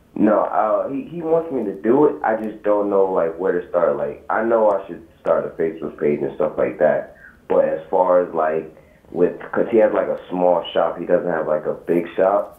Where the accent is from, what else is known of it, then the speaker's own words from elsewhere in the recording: New York, United States; New York.